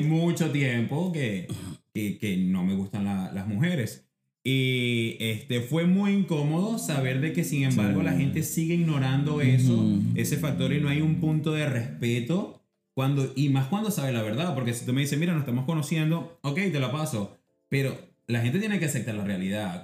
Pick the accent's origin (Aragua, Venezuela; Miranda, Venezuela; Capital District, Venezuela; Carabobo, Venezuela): Carabobo, Venezuela; Puerto Cabello; also born or lived in Barquisimeto, Venezuela / Florida, United States; now in Boston, United States; barquisimetano, pero me crié en Puerto Cabello